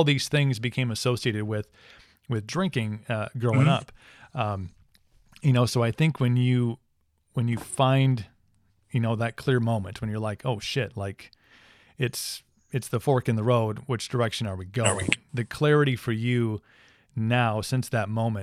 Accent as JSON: {"language": "English", "region": "Wisconsin", "country": "United States", "tie": "born or raised there", "said": "We're from Wisconsin"}